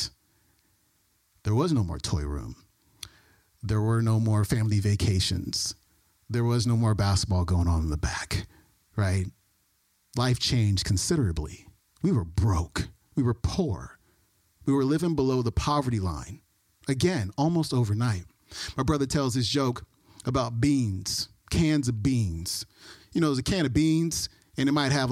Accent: Oakland, California, United States; also born or lived in Alameda; So I was born in Oakland, 1977. Lived in Oakland until I was 10 years old, and then moved to Alameda, which is right next to Oakland

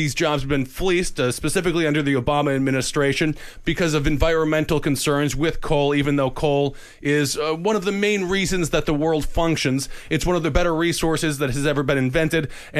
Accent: Wisconsin, United States; moved away; I was back in my home state, my home region. My home state is Wisconsin, but my home region is the Midwest.

